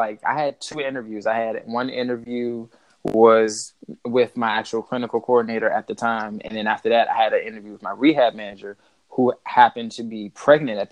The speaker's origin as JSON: {"language": "English", "town": "Largo", "region": "Maryland", "country": "United States", "also_born_or_lived": "Virginia (757 area)", "moved": "yes", "said": "I'm originally from PG County, Maryland, over in, like, the Largo area. Moved down to the 75 around 2006"}